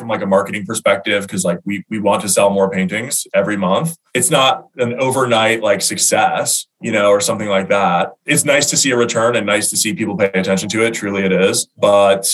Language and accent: English; Baltimore, Maryland, United States; We grew up together in Baltimore, played football together